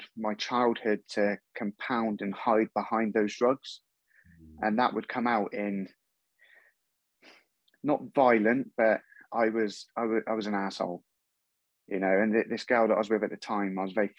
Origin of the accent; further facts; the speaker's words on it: Torquay, South West England, United Kingdom; moved away as an adult; now in Wiltshire, United Kingdom; I moved away from Torquay for a fresh start. I moved up to Wiltshire.